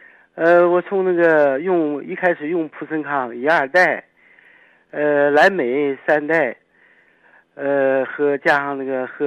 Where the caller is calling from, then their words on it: Dandong, Liaoning, China; 呃，我是丹东的听众。